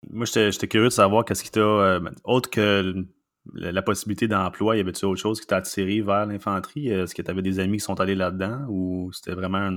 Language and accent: French; Mont-Laurier, Quebec, Canada; now in Quebec City, Canada; je viens du coin de Mont-Laurier.